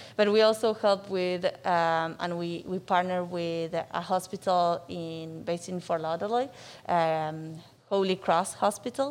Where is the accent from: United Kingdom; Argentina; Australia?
Argentina; Buenos Aires; moved away as an adult; also born or lived in Durham, North Carolina / Seattle, Washington; now in Miami, United States; so I'm from Argentina. I was born and raised there in Buenos Aires.